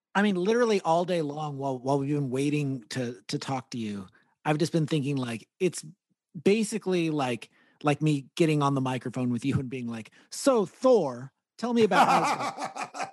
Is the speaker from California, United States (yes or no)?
yes; Gilroy, California, United States; we grew up in Gilroy